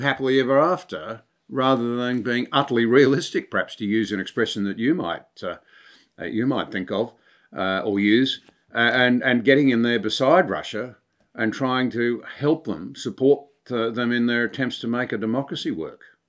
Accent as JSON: {"language": "English", "country": "Australia", "said": "as an Australian"}